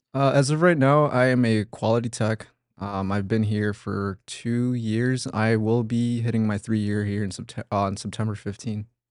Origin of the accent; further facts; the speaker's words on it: Oaxaca, Mexico; now in United States; I was born in Oaxaca, Mexico. Um, it's south